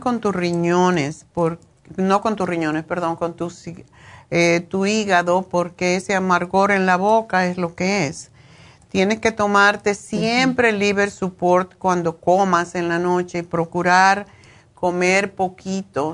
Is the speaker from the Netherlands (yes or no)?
no; Cuba; yo soy cubana y esto se come mucho en Cuba